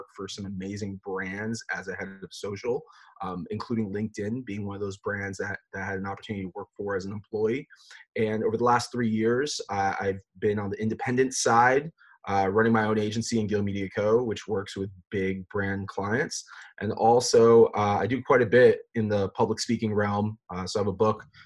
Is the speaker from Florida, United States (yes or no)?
yes; Fort Lauderdale, Florida, United States; I grew up in South Florida, born and raised in Fort Lauderdale